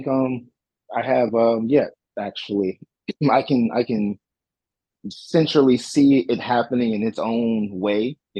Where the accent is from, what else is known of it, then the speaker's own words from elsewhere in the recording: San Antonio, Texas, United States; now in Cleveland, United States; So me being an army brat, because my mother was in the military, and that's why I'm originally from San Antonio, Texas, and I ended up moving to Cleveland.